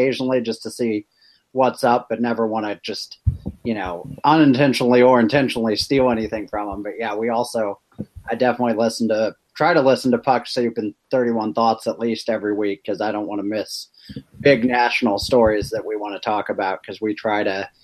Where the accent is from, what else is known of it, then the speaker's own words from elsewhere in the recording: Ballwin, Missouri, United States; We're both from the Baldwin area, met at Parkway South